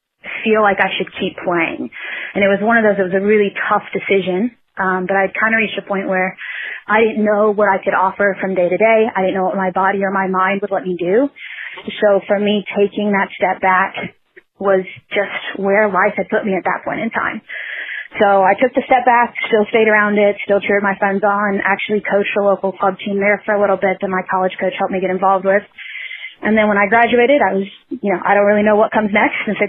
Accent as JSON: {"language": "English", "town": "Lexington", "region": "Kentucky", "country": "United States", "tie": "born or raised there", "lives_now": "Louisville, United States", "said": "I grew up in Lexington."}